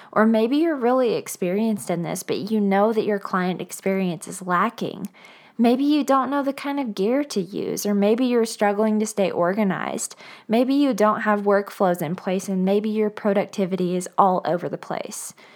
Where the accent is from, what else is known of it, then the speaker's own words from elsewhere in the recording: Bowling Green, Kentucky, United States; moved away as an adult; also born or lived in Nashville, Tennessee; now in Denver, United States; I began photographing about six years ago in my hometown of Bowling Green, Kentucky